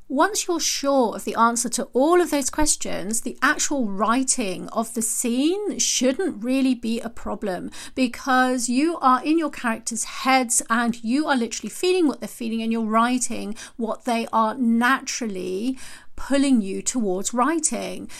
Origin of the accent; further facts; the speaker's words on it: United Kingdom; I'm British and we say knickers rather than panties